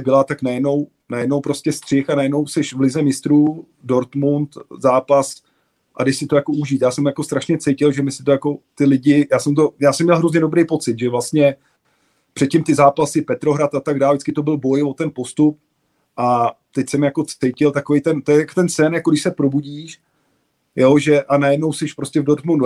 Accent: Prague, Czechia; že jsem byl Pražák, chodil jsem vlastně na všechny zápasy. Táta mě od mala vodil vlastně na Bohemku, vlastně od čtyř, od čtyř let

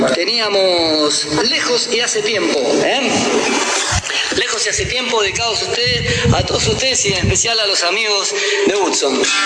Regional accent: Quilmes, Buenos Aires Province, Argentina; Nací en Quilmes en 1971 y a los 8 años empecé a tocar la guitarra y cantar en peñas escolares de la Escuela 1

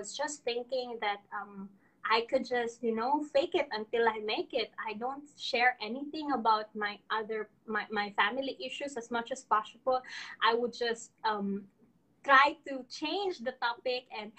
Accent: Iloilo City, Western Visayas, Philippines; English is a second language; moved away as an adult; now in Subang Jaya, Malaysia; I am from Iloilo. I am here in Subang Jaya, Senangor, Malaysia

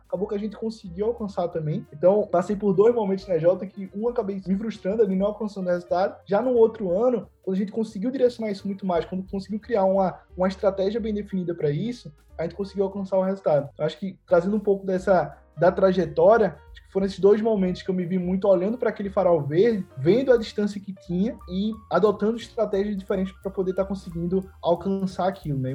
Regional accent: Recife, Pernambuco, Brazil; sou aqui de Recife

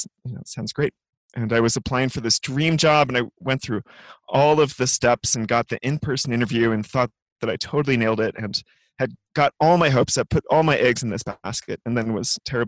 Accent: California, United States; I grew up in California

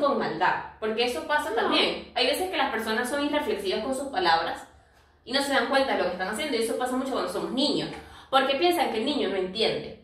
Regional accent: Venezuela; now in Lima, Peru; nosotras somos venezolanas, aunque actualmente vivimos en Lima, Perú

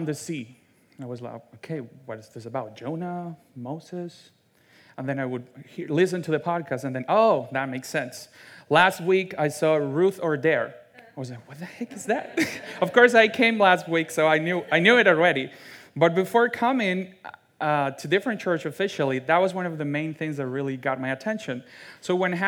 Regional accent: Venezuela; English is a second language; now in United States; I'm from Venezuela. I actually fled my home country with my two parents

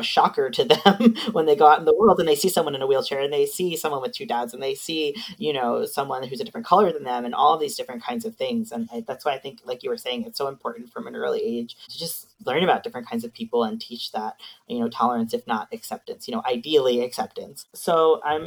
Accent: Long Island, New York, United States; now in Canada; I lived in New York City for many years, too. I'm from Long Island

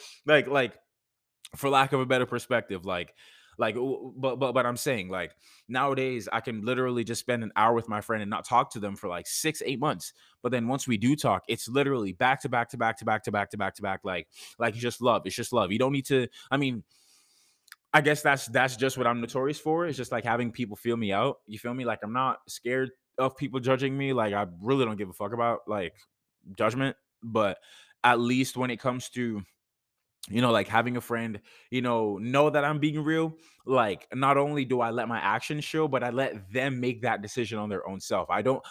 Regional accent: Jamaica; like I'm from Jamaica, right? No, it's the fact that throughout my time here, like even when I was living in Jamaica, like I legit had people

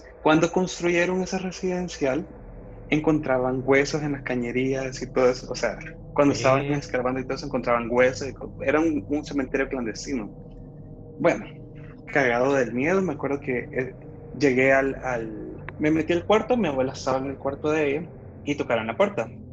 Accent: Santa Ana, El Salvador; now in San Salvador, El Salvador; de El Salvador, eh, originario de Santa Ana, pues vivo acá en San Salvador

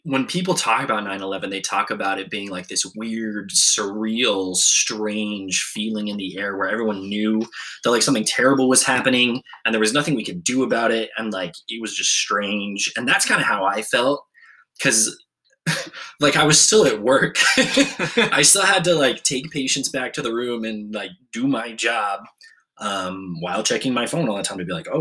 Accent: United States; as an American

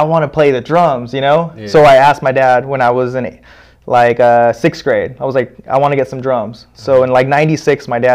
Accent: Palm Springs, California, United States; I was born in Palm Springs

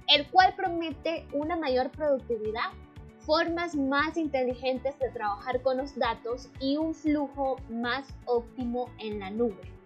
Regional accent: Nicaragua; me encuentro en León, Santiago de los Caballeros, una hermosísima ciudad que se encuentra en mi país, Nicaragua

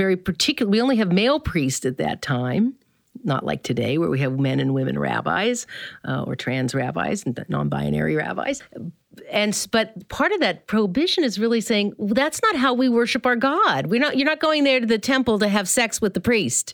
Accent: the South, United States; I grew up in the South

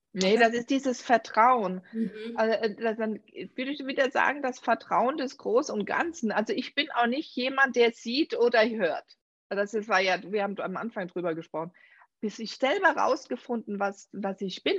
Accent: Germany; Unsere deutsche Sprache

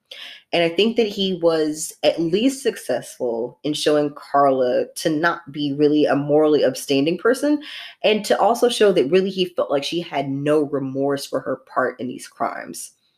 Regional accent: United States; I'm from the United States

